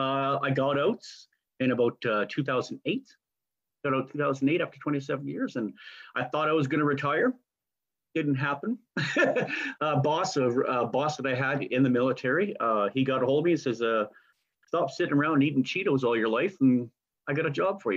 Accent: Canada; I'm a Canadian. Much more to say about that. I'm a Canadian, 100% Canadian. I was born and raised Canadian

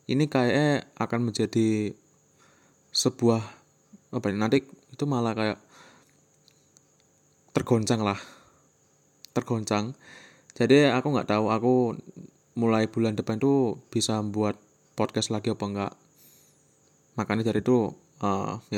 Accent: Magetan, East Java, Indonesia; first language Javanese; Indonesian is a second language; Magetan Magetan Jawa Timur jadi ya bahasa tiap hari itu ya bahasa Jawa gitu mohon maaf ya kalau misalkan aksenku cara ngomongku tuh kayak kurang baik

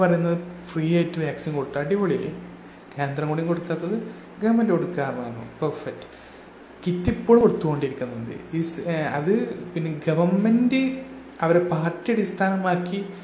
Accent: Kerala, India; ഞാൻ കേരളത്തിൽ ജനിച്ചു വളർന്നാണെങ്കിലും

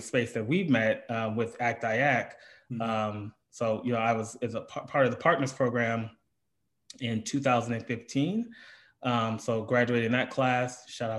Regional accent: Lorain, Ohio, United States; moved away; I am from Lorain, Ohio, which is about 40 minutes west of Cleveland. Born and raised there

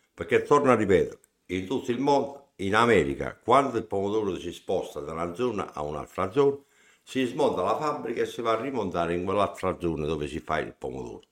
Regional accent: Foggia, Apulia, Italy; noi siamo pugliesi, siamo foggiani e siamo a, alle pendici del Gargano

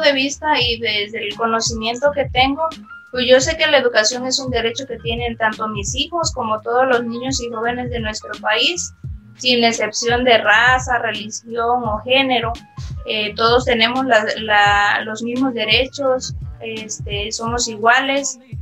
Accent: Mexico; como mexicanos

